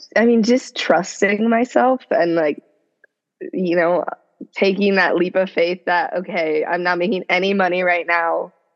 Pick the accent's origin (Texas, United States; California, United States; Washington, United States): Washington, United States; Seattle; moved away as an adult; now in Los Angeles, United States; I'm originally from Seattle, which is where I grew up